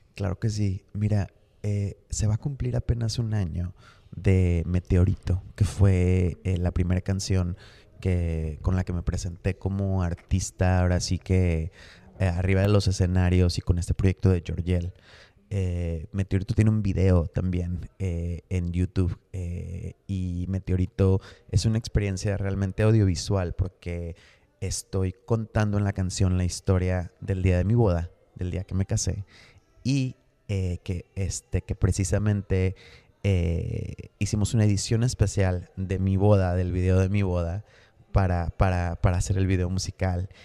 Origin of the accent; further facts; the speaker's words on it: Mexico; uno como mexicano